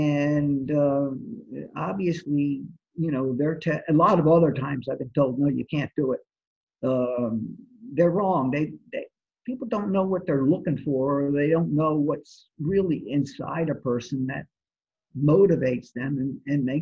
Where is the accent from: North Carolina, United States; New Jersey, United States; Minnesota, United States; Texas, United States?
New Jersey, United States; also born or lived in Atlantic City, New Jersey; I grew up in New Jersey, actually. I was born in Atlantic City, okay. Grew up in New Jersey, and I went to Holy Spirit High